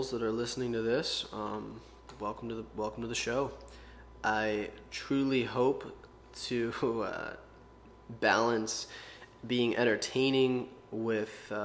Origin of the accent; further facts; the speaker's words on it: Pittsburgh, Pennsylvania, United States; I was born in Pittsburgh, Pennsylvania, and pretty normal life, normal childhood.